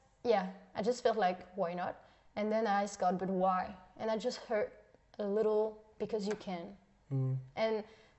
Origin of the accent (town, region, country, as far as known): Switzerland; English is a second language; moved away as an adult; now in Germany